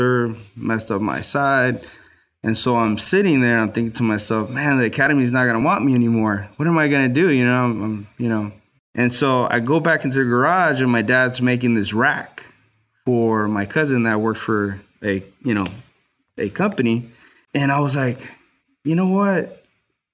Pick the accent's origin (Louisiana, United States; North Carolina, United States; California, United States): California, United States; Los Angeles; I grew up in Watts, so it was a really bad area.